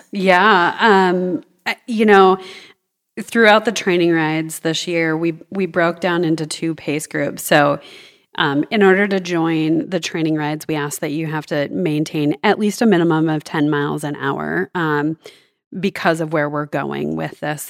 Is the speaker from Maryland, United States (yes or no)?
no; Northern Michigan, United States; also born or lived in Southern California; now in Bentonville, United States; my cycling journey began growing up in Northern Michigan